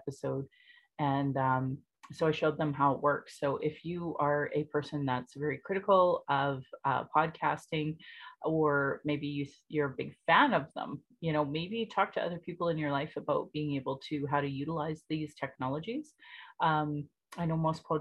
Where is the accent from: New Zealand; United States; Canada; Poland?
Canada; Calgary, Alberta; I was born in Calgary